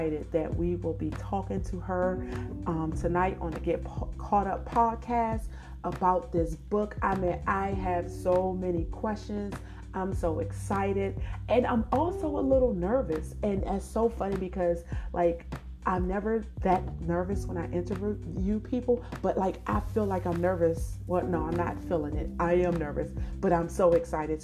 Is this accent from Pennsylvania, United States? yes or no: no; Washington, District of Columbia, United States; I was born and raised in Washington, D.C.